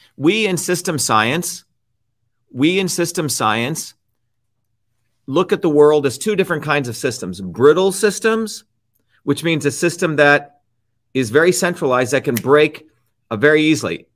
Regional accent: India; moved away; when I was growing up in India

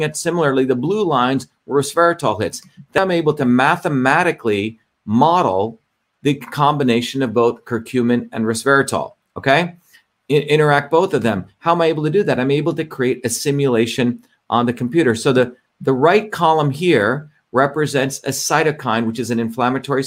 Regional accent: India; when I grew up in India

